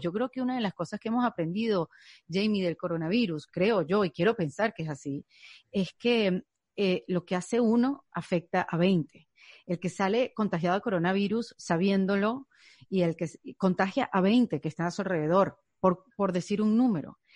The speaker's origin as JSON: {"language": "Spanish", "country": "Venezuela", "moved": "yes", "lives_now": "United States", "said": "yo soy un inmigrante venezolana"}